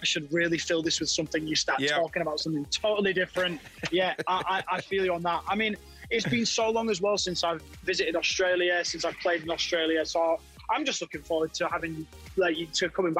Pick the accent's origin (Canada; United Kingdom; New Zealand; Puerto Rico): United Kingdom; hometown served by Viking FM, Yorkshire and the Humber; I grew up listening to a show called Viking FM. Yep. It's in my local area. It's in my hometown.